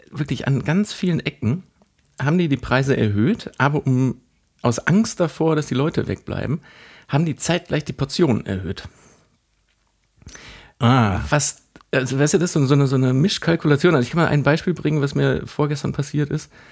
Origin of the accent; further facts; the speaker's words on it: South Tyrol, Italy; ich bin kein Italiener, ich bin, ich bin kein äh, Deutscher, ich bin kein Österreicher.